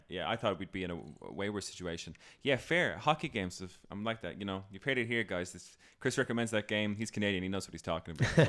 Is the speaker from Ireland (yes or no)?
yes; Ireland; I'm Irish